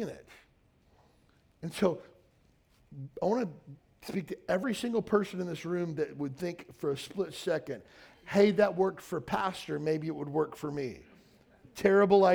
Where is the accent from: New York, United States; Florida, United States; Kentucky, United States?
Kentucky, United States; Western; moved away as an adult; I knew I didn't want to live and die in my hometown of 4,000 people in Western Kentucky.